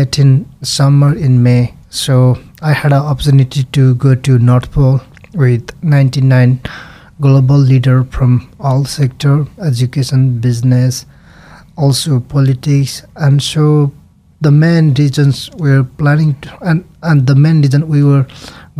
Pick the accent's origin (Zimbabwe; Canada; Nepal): Nepal; English is a second language; moved away as an adult; also born or lived in Norway; now in Idaho, United States; I was born in Nepal